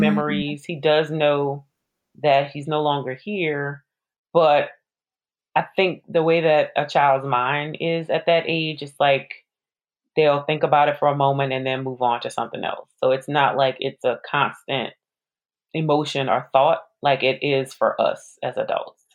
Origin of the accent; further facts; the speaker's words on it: New Orleans, Louisiana, United States; I'm from New Orleans. I graduated from Xavier University.